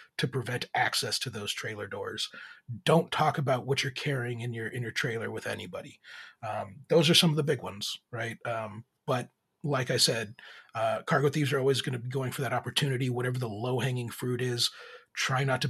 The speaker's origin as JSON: {"language": "English", "town": "Laredo", "region": "Texas", "country": "United States", "said": "I'm actually from Laredo, Texas"}